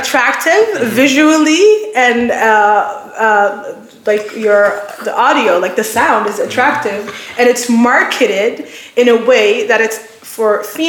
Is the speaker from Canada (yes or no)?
no; Somalia; I'm Somali.